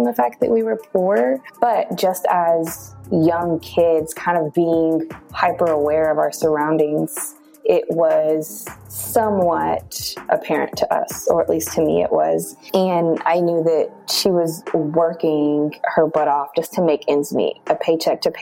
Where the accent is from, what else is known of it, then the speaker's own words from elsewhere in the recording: Amarillo, Texas, United States; I'm originally from Amarillo, Texas